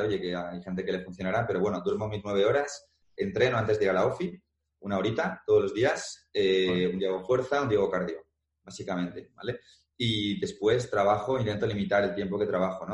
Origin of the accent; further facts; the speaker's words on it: Madrid, Community of Madrid, Spain; yo soy de Madrid